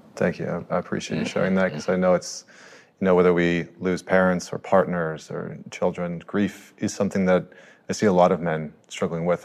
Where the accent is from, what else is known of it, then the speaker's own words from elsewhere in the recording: Canada; I'm a Canadian